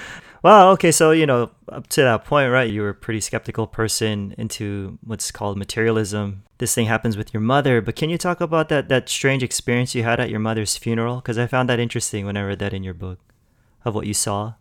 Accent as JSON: {"language": "English", "town": "Los Angeles", "region": "California", "country": "United States", "said": "I'm from L A too"}